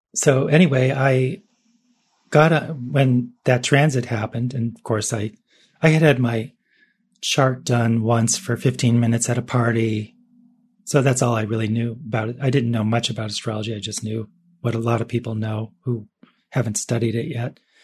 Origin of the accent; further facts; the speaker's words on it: Cleveland, Ohio, United States; I was born in Cleveland